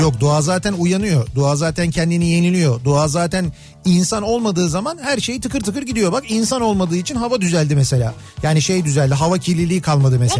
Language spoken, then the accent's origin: Turkish; Kocamustafapaşa, Istanbul, Turkey; bizim yöresel koca Mustafa Paşa yöresinde böyle derler